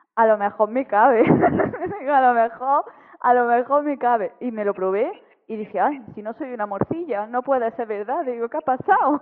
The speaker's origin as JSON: {"language": "Spanish", "town": "Granada", "region": "Andalusia", "country": "Spain", "tie": "born or raised there", "moved": "as an adult", "lives_now": "Germany", "said": "actualmente vivo en, en Alemania, pero toda mi, o sea, yo vengo de Granada, de Andalucía y yo he estado pues toda mi vida en Granada"}